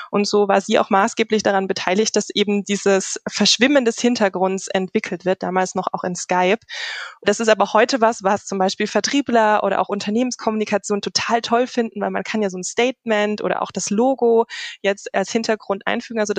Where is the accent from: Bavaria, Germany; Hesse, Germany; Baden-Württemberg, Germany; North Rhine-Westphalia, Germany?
Baden-Württemberg, Germany; Karlsruhe; Äh, also ich komme ursprünglich